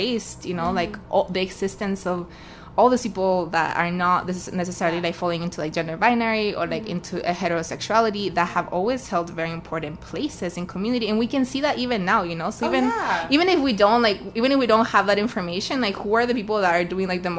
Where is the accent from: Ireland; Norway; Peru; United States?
Peru; Arequipa; And I'm from Arequipa